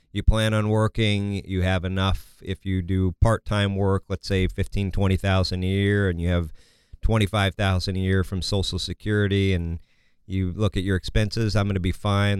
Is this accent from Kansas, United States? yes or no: yes; Kansas, United States; I'm from Kansas